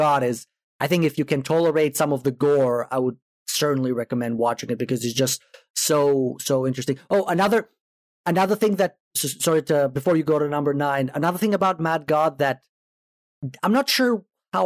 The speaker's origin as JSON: {"language": "English", "country": "Greece", "moved": "yes", "said": "I am originally from Greece"}